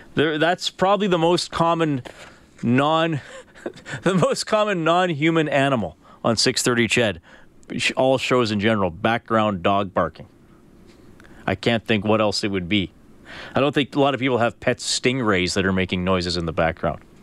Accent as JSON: {"language": "English", "country": "Canada", "said": "we're we're Canadian sports guys"}